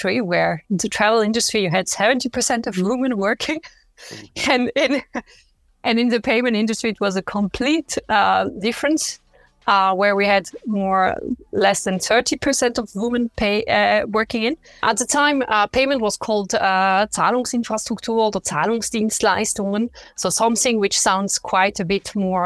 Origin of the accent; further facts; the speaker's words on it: French part of Switzerland, Romandy, Switzerland; first language French; English is a second language; moved away as an adult; I grew up in the French part of Switzerland, but I started my career in the German part